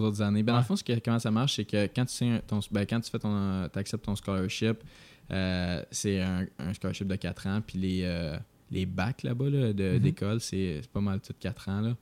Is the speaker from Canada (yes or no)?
yes; Quebec, Canada; moved away as an adult; also born or lived in Vermont; en tant que Québécois qui arrive dans une université américaine